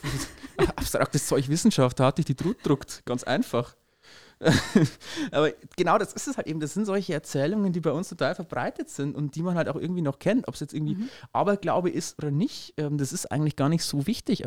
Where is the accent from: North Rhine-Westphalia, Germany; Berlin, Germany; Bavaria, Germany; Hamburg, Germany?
Bavaria, Germany; Upper Palatinate; hier bei uns in der Oberpfalz